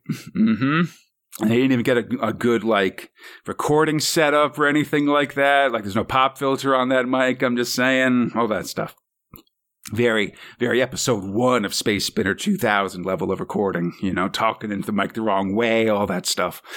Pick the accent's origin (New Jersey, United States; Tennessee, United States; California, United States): California, United States; as a Californian myself